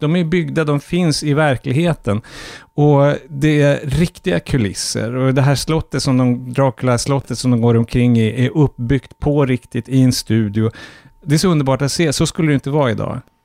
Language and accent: Swedish; Norrfjärden, Norrbotten County, Sweden; min barndom i Norrfjärden, som var en slags liten förortsby till Piteå